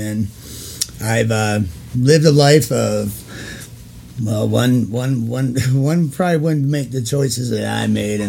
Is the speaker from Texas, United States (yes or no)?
no; Detroit, Michigan, United States; also born or lived in Florida / Minnesota; now in Colorado, United States; I'm from Detroit, Michigan, born and raised. I moved to Florida